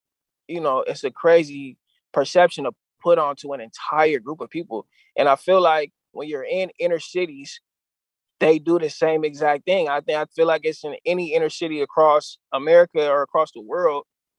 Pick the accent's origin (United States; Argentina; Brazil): United States; San Diego, California; my experiences in San Diego, growing up in San Diego, maneuvering through, you know, because there are negative aspects within Southeast San Diego